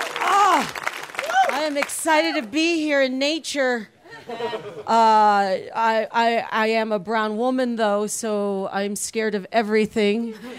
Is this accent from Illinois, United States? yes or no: no; McAllen, Texas, United States; first language Spanish; English is a second language; I'm originally from Texas. And thank you. My family, we're from South Texas. We're from Mexico. And it's really cool. I don't want to brag, but I come from a border town in the South called McAllen.